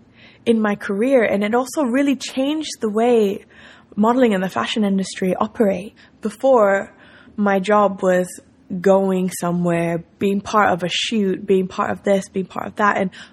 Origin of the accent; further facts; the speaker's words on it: Spain; also born or lived in Tokyo, Japan; I lived in Tokyo till I was 11 years old. And after that, I grew up in Spain, so I had two completely different childhood experiences.